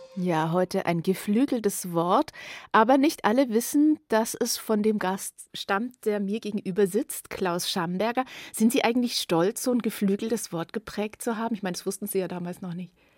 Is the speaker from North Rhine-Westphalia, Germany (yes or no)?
no; Nuremberg, Bavaria, Germany; Ich bin ja auch Nürnbergerin